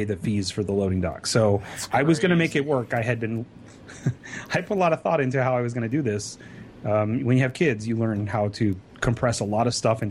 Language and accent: English; California, United States; also born or lived in Sacramento; I'm from California.